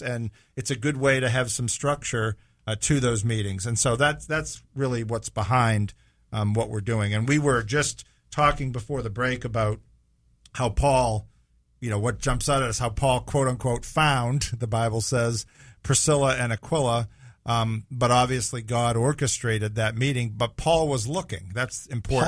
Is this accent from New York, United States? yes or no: no; Massachusetts, United States; moved away as an adult; also born or lived in California; now in Jacksonville, United States; I left where I grew up in Massachusetts and met my wife and moved to California, lived there for a few years, came back to Massachusetts, and then in nineteen ninety-eight came to the Jacksonville area